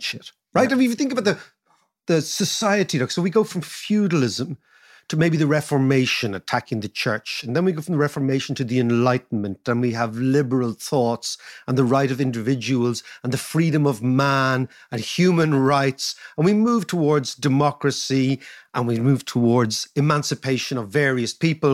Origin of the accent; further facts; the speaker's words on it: Ireland; being Irish